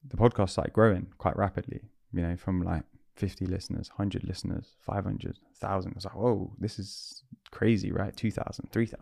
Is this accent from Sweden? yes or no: no; London, United Kingdom; I'm a Londoner